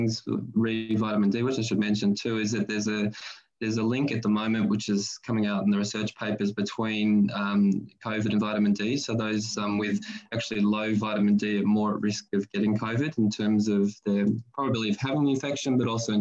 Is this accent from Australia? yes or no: yes; Australia; as a kid growing up in Australia in the, you know, 80s